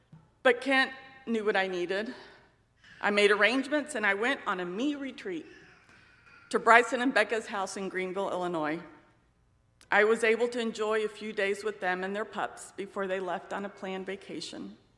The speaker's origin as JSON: {"language": "English", "country": "Spain", "tie": "born or raised there", "also_born_or_lived": "United States", "said": "I was born in Spain, the child of missionaries. My two sisters and I grew up in a loving but transient home. Our parents' work required us to move to various cities throughout Spain and during multiple furloughs back to the U.S."}